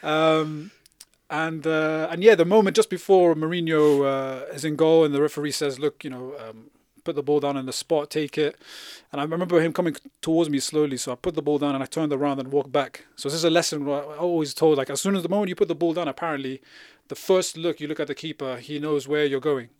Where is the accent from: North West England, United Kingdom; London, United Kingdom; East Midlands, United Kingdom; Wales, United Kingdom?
London, United Kingdom; I grew up in West London